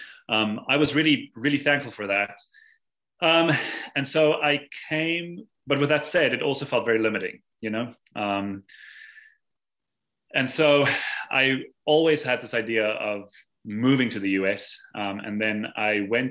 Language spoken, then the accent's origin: English; South Africa; moved away as an adult; now in Massachusetts, United States; growing up in South Africa